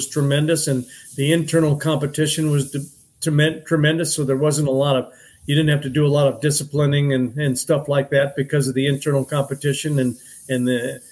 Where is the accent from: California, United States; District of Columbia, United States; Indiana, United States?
California, United States; Southern; moved away as an adult; also born or lived in Sacramento, California; I was from Southern California